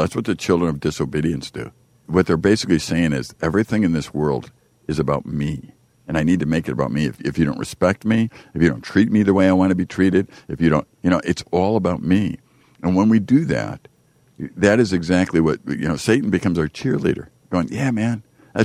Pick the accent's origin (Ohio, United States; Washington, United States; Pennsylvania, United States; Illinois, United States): Illinois, United States; Chicago; I grew up in Chicago, and we used to have a lot of street basketball